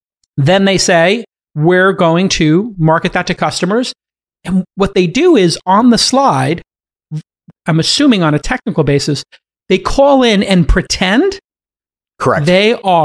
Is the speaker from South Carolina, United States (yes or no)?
no; Brooklyn, New York, United States; my hometown of Brooklyn